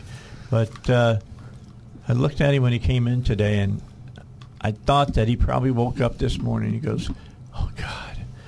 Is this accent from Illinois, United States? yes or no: yes; outside of Chicago, Illinois, United States; moved away; growing up outside of Chicago